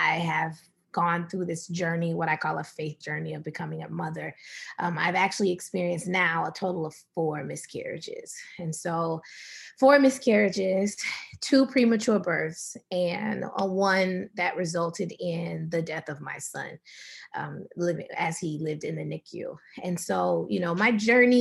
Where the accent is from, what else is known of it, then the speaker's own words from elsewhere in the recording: Atlanta, Georgia, United States; moved away as an adult; also born or lived in San Rafael, California; now in San Francisco Bay Area, United States; We're originally from Atlanta, Georgia, and we moved to the Bay Area of California, right outside of San Francisco about 2.5 years ago